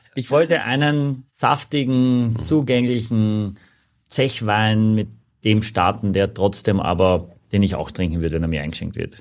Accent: Gallizien, Carinthia, Austria; also born or lived in Klagenfurt; now in Hamburg, Germany; in Klagenfurt bin ich geboren, ich komme aus Galizien, am ähm, Klobeinersee

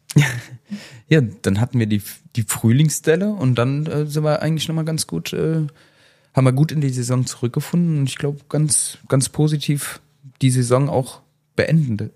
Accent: Saarland, Germany; bei uns im Saarland

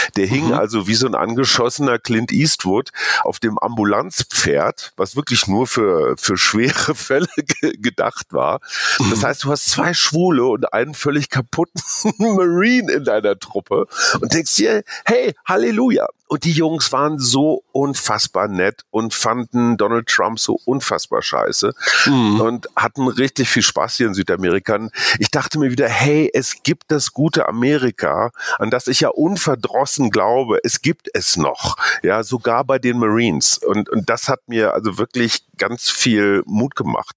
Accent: Germany; now in Peru; für uns, die wir als Deutsche als Kartoffeln bezeichnet werden

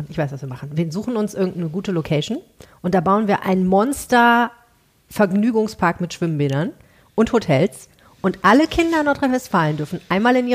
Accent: Morocco

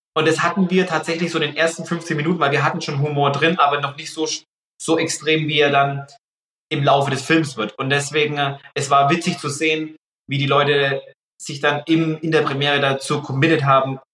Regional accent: Pappenheim, Bavaria, Germany; aus Pappenheim, aus meiner Heimat

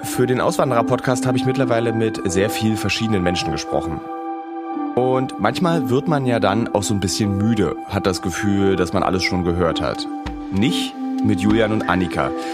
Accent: Berlin, Germany; ich als Berliner, der in Berlin geboren ist

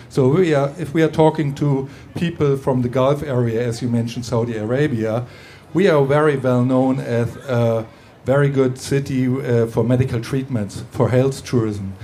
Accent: Hamburg, Germany; moved away as an adult; now in Düsseldorf, Germany; I was born in Hamburg

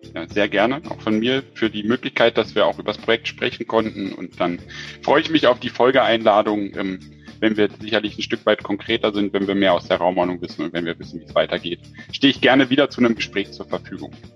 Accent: Berlin, Germany; accent: Hochdeutsch; moved away; also born or lived in Frankfurt am Main; Ich komme ja ursprünglich eigentlich aus Berlin

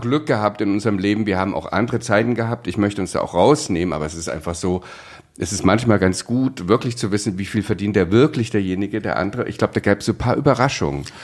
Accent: East Germany, Germany; Ich bin ja aufgewachsen im Osten

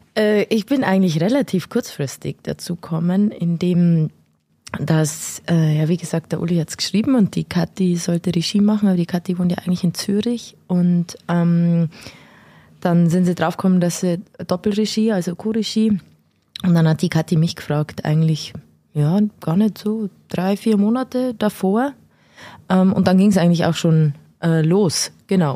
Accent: Nabburg, Bavaria, Germany; moved away; Ich komme ursprünglich aus Nappburg, also gar nicht so weit her.

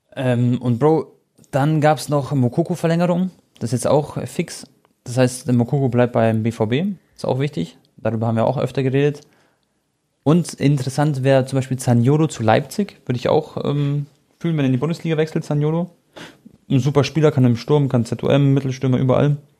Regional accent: Croatia; ich bin ja Kroate

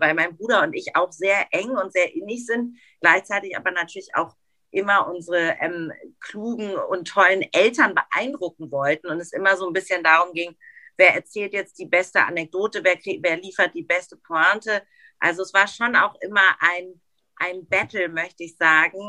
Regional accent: Hamburg, Germany; moved away as an adult; now in Frankfurt, Germany; meine Heimatstadt Hamburg

